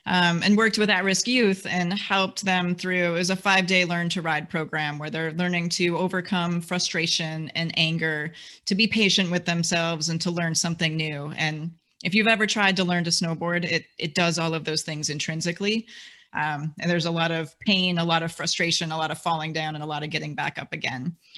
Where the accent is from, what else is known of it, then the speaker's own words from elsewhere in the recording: Wisconsin, United States; I'm a Midwesterner. I grew up in Wisconsin.